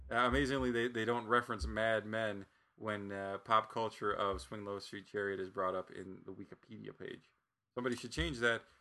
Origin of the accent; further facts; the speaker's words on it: Bardstown, Kentucky, United States; this episode as I grew up in Bardstown, Kentucky.